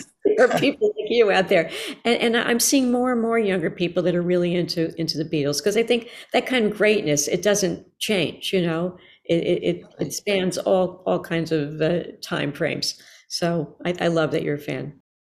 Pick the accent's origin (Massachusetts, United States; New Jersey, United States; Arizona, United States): New Jersey, United States; Newark; I grew up in New Jersey, in, uh, Newark, New Jersey mostly.